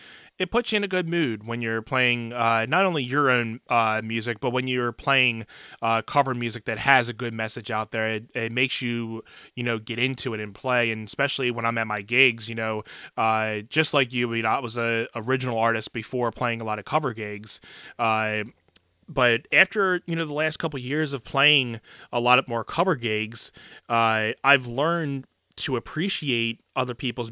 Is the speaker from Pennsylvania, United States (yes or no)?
yes; Philadelphia, Pennsylvania, United States; …, where are you from? So ask me where I'm from. I'm actually right outside of Philadelphia, PA.